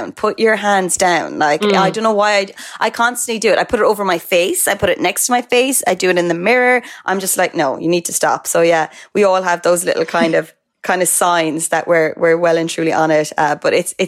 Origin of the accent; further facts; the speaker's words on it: Cork, Munster, Ireland; my hometown of Cork.